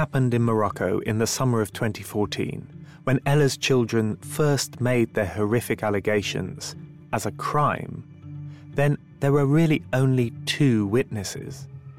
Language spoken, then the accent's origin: English; London, United Kingdom; Hi, I'm a journalist from London